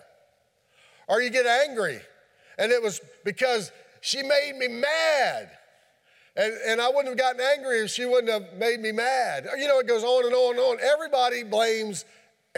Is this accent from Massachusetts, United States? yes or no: no; Kieseltown, Virginia, United States; That's Gay and I's home. Gay wouldn't take it as her hometown. It's my hometown